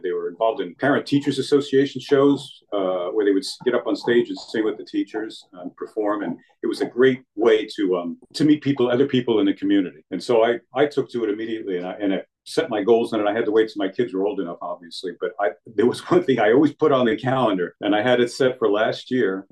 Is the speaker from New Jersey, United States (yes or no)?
yes; Middletown, New Jersey, United States; moved away as an adult; also born or lived in Germany / Indiana; I grew up in uh, Middletown, Monmouth County